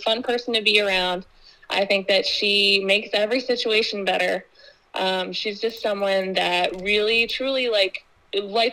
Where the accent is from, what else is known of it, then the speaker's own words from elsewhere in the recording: Skaneateles, New York, United States; I am a local. I grew up in Skaney Atlas, New York